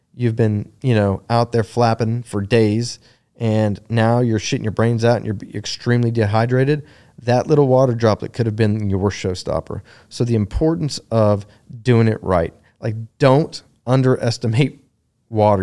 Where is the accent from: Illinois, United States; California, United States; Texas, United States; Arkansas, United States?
Texas, United States; moved away as an adult; also born or lived in North Carolina; I'm originally from Texas. I, I, uh, had been gone since oh two.